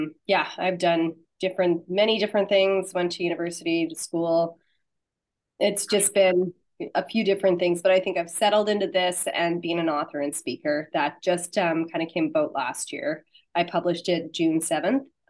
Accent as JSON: {"language": "English", "region": "Saskatchewan", "country": "Canada", "said": "I'm from Saskatchewan, Canada"}